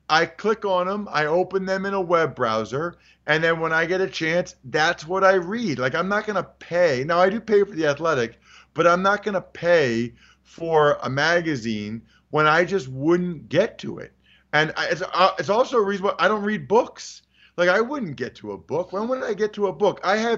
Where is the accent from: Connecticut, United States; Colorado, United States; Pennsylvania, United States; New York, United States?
Pennsylvania, United States; Reading; I'm from Reading, Pennsylvania, and I love Reading, Pennsylvania. I love where I'm from.